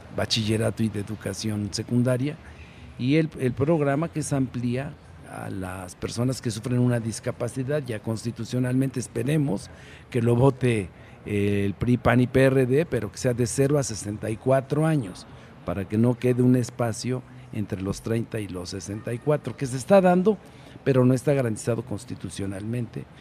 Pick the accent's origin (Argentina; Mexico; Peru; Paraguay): Mexico; Tecamachalco, Puebla; also born or lived in Sinaloa / Durango; Yo nací en Puebla, conozco Puebla, pero los últimos años, seis años, estuve más en Sinaloa que en Puebla.